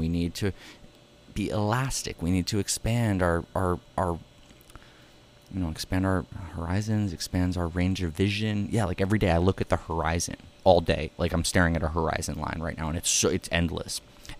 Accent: New York City, New York, United States; also born or lived in Bensonhurst / Queens; I'm first generation Manhattan. So everyone was really excited by my being a Manhattan kid.

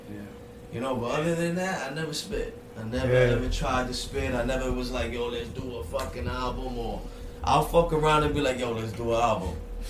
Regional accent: New York City, New York, United States; I'm from Brooklyn

